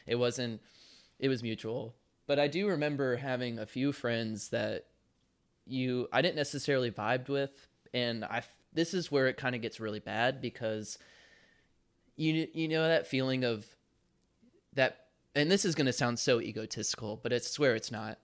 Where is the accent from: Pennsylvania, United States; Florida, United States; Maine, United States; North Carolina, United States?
North Carolina, United States; Charlotte; moved away as an adult; also born or lived in Kentucky; my hometown back in Charlotte, North Carolina